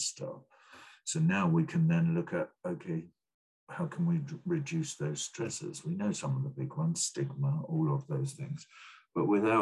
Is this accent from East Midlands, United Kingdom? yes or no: no; Brighton, South East England, United Kingdom; I grew up in Brighton.